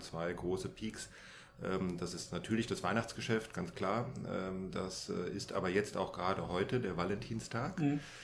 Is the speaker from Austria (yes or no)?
no; Germany; wir als Deutsche